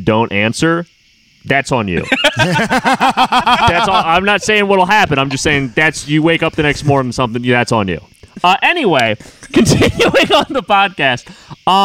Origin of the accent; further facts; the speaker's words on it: United States; I'm a white dude from America